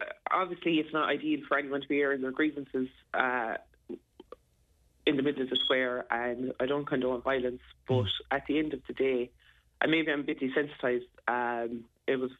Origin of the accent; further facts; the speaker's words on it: Ireland; we're known as fighting Irish